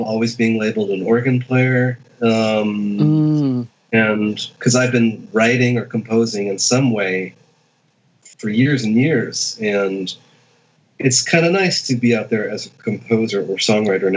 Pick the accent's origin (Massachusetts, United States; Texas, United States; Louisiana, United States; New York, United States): Massachusetts, United States; near Boston; I grew up in near Boston.